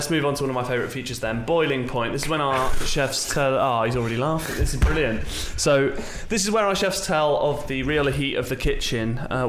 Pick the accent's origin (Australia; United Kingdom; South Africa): United Kingdom; we're British.